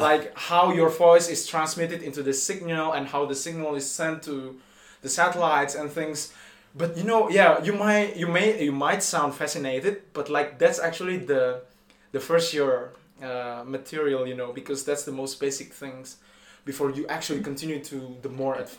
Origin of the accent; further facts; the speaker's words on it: Indonesia; moved away as an adult; now in Paris, France; I am from Indonesia.